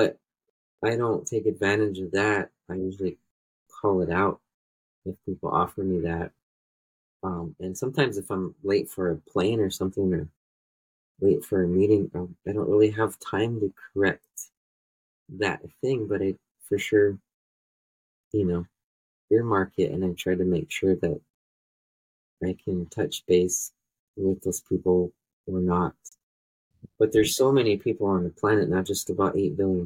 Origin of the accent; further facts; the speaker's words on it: Pine Ridge Indian Reservation, South Dakota, United States; I'm from Pioneer Indian Reservation. I live in the Badlands.